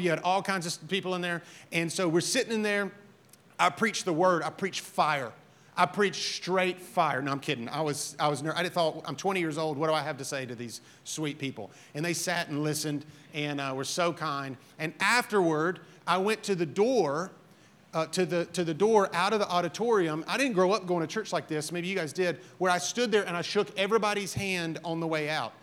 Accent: Alabama, United States; I'm from Alabama

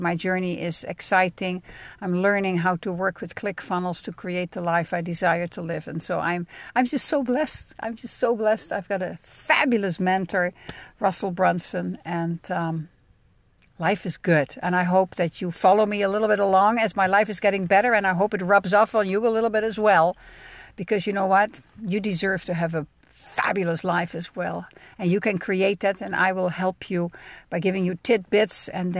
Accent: Netherlands; now in United States; I mean, I'm a cheesehead from the Netherlands, and I demo cheese made in America by an Italian company.

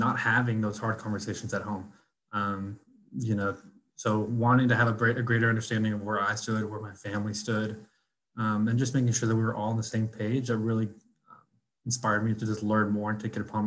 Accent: The Woodlands, Texas, United States; also born or lived in Austin, Texas; I grew up personally in the Woodlands, born and raised.

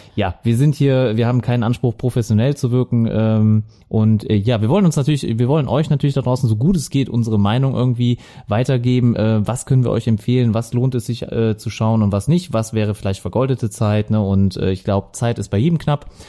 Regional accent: Viersen, North Rhine-Westphalia, Germany; accent: Lower Rhine; now in Mönchengladbach, Germany; ich komme aus Viersen, äh, also gebürtig am Niederrhein und äh, meistens hört man das auch am Akzent

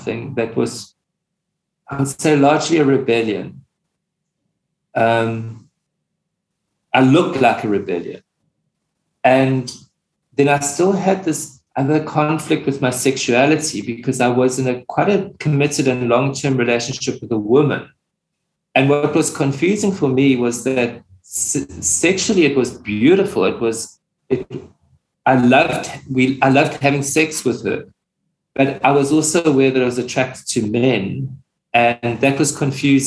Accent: Pietermaritzburg, KwaZulu-Natal, South Africa; moved away as an adult; also born or lived in Johannesburg; I left my hometown, I was born in Pietermaritzburg, and then I moved to Johannesburg

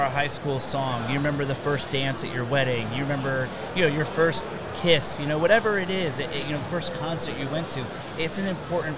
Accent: Orlando, Florida, United States; I grew up in Orlando

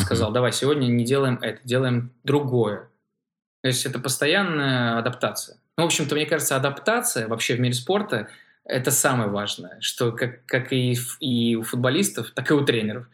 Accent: Saint Petersburg, Russia; я из Петербурга

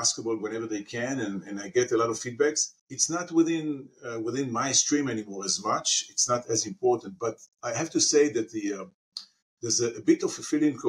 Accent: Haifa, Haifa District, Israel; I grew up in Israel, in Haifa, in a city called Haifa

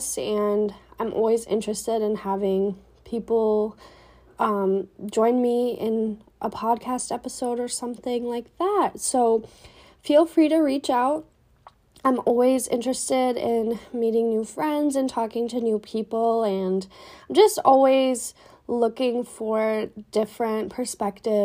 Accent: Minneapolis, Minnesota, United States; I was born and raised in Minneapolis, and I still live in Minneapolis currently

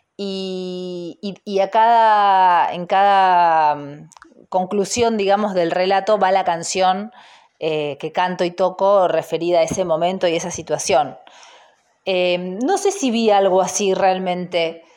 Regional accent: Buenos Aires, Argentina; Yo soy de Buenos Aires, eh, nacida y criada en San Telmo, ahora vivo en Almagro

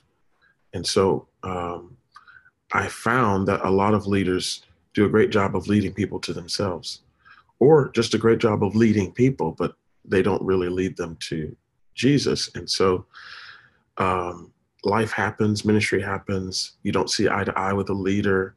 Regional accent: Tampa, Florida, United States; also born or lived in Daytona Beach, Florida; I am truly from Florida, originally raised in, born and raised in Tampa

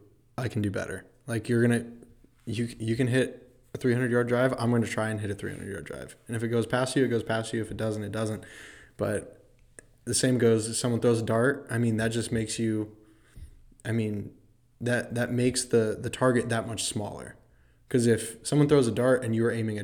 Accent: Temecula, California, United States; moved away; my hometown in California, Temecula, in between LA and San Diego.

